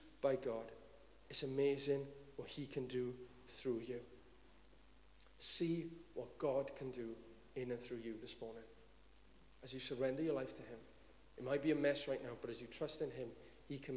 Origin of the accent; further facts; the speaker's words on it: Cwm Dhu, Wales, United Kingdom; I'm just from Cwm Dhu.